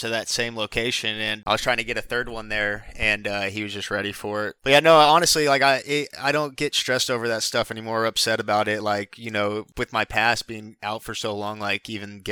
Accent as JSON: {"language": "English", "town": "Houston", "region": "Texas", "country": "United States", "tie": "born or raised there", "said": "We grew up together in Houston and played travel ball in high school together"}